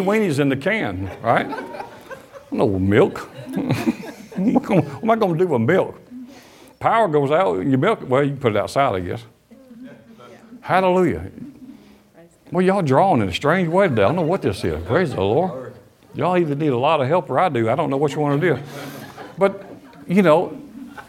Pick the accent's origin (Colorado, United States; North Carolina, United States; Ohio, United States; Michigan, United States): Michigan, United States; Detroit; I was born in Wayne County in Detroit, Michigan on January 9, 1962